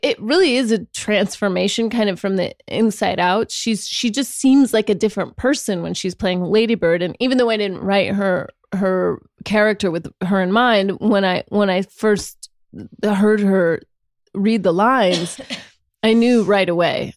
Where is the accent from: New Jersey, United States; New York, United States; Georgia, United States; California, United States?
California, United States; Sacramento; accent: Sacramento